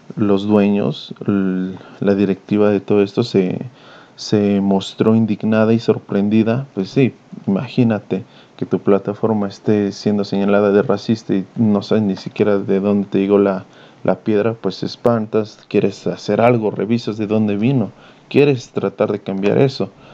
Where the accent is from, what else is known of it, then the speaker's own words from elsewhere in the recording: Mexico; yo lo digo como mexicano